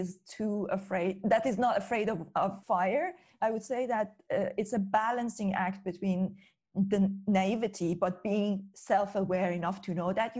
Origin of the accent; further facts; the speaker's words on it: Iran; moved away as an adult; now in United Kingdom; growing up in Iran, I came to the UK when I was 23 in 2005.